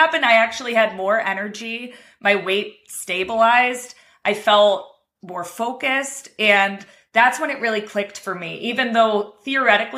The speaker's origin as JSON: {"language": "English", "town": "Cleveland", "region": "Ohio", "country": "United States", "said": "I'm from Cleveland, Ohio"}